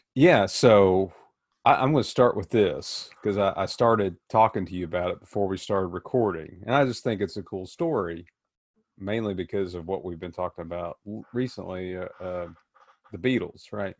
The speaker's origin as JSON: {"language": "English", "region": "Tennessee", "country": "United States", "tie": "born or raised there", "moved": "as an adult", "lives_now": "Worthington, United States", "said": "growing up in Tennessee"}